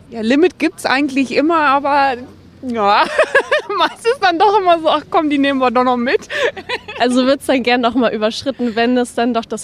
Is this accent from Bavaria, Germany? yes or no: yes; Bavaria, Germany; Wir kommen aus Bayern. Aus Bayern? Ähm, aus der Nähe von Nürnberg.